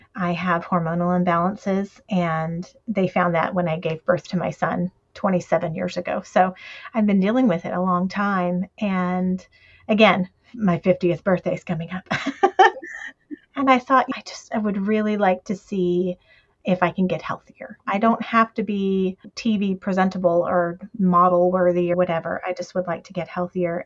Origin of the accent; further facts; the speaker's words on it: the South, United States; We're from the South, so we say stuff like